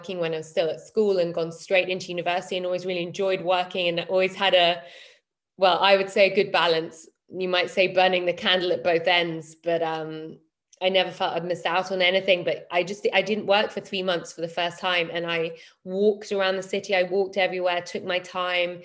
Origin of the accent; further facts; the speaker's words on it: London, United Kingdom; moved away as an adult; also born or lived in Berlin; left my hometown, my home city of London